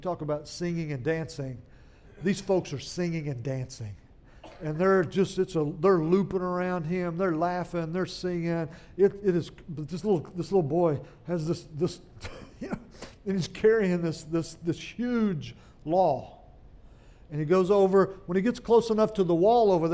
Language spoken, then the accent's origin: English; central Oklahoma, United States; moved away as an adult; now in Louisiana, United States; I didn't make it to Louisiana till I was 18 years old, back in 1981. And I grew up in Oklahoma, and up in little towns in central Oklahoma